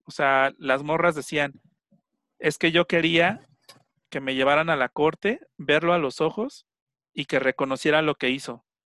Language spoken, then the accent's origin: Spanish; Mexico; yo al final soy mexicano